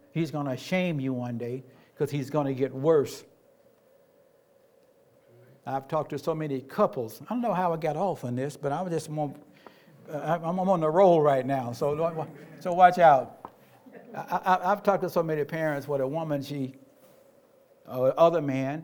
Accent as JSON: {"language": "English", "region": "Tennessee", "country": "United States", "tie": "born or raised there", "said": "I grew up in Tennessee, everybody was my parent"}